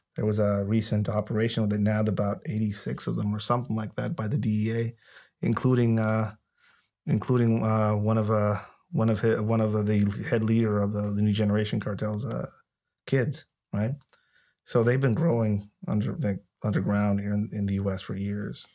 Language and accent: English; United States; being an American